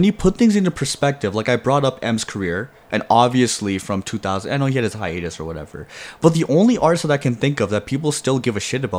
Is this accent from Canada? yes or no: yes; Toronto, Ontario, Canada; we're from Toronto